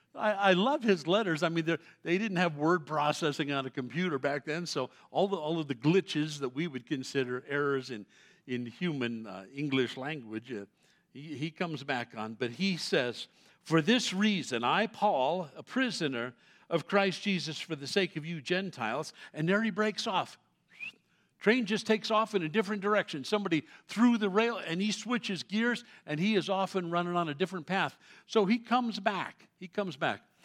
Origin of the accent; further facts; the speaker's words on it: New York City, New York, United States; I grew up in New York City as a Roman Catholic kid